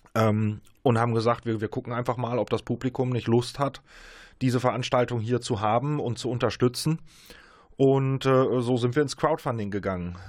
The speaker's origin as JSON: {"language": "German", "area": "Münster and surrounding area", "region": "North Rhine-Westphalia", "country": "Germany", "said": "wir kommen alle hier aus Münster und aus der Umgebung, aus der Region."}